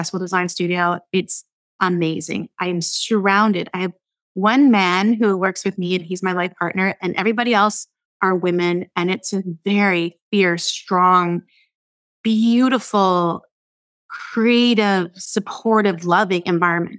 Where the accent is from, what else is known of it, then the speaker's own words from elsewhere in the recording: Fort Erie, Ontario, Canada; now in Vancouver, Canada; I'm a small town girl growing up in Fort Erie, Ontario, right across from you in Buffalo, New York